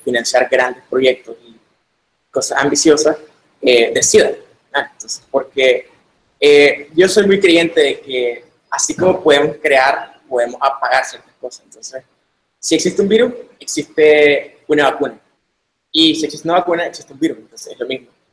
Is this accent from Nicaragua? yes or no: yes; Managua, Nicaragua; soy de Managua, Nicaragua